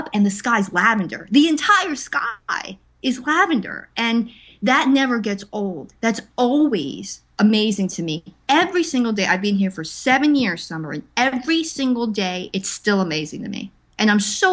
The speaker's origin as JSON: {"language": "English", "town": "Linden", "region": "New Jersey", "country": "United States", "tie": "born or raised there", "moved": "as an adult", "said": "You know, it's like that joke of New Jersey is where I grew up"}